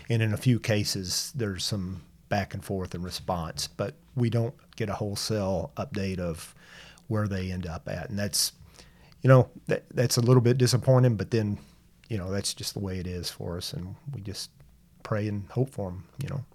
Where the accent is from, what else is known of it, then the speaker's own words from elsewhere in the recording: Tyler, Texas, United States; I was born here in Tyler. Um, all my life